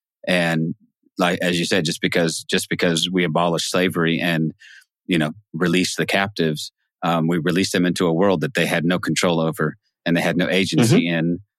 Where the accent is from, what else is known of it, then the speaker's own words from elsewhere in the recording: United States; I'm an American. I'm born here. I'm raised here.